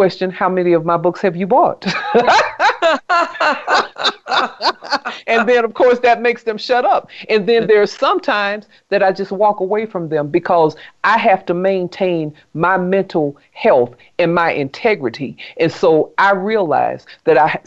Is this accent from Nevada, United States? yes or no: no; South Carolina, United States; I grew up in South Carolina